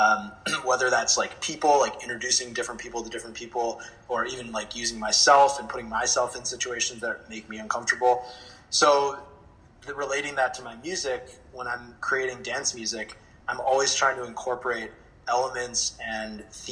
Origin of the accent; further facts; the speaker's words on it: China; also born or lived in Switzerland / United States; You know, I grew up, my parents are Indian, and I was born in America, but I grew up in China and Switzerland and a bunch of different countries, and I was always going to different international schools.